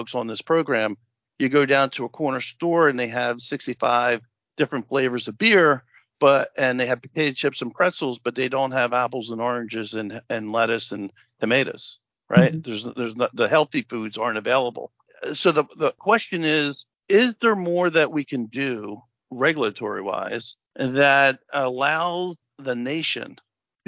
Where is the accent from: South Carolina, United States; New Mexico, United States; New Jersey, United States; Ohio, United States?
New Jersey, United States; we're both from Jersey